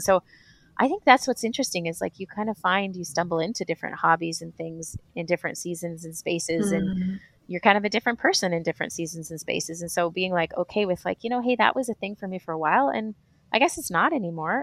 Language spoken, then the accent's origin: English; Vancouver, British Columbia, Canada; moved away as an adult; now in Malawi; we come from Vancouver, which is crazy mountain biking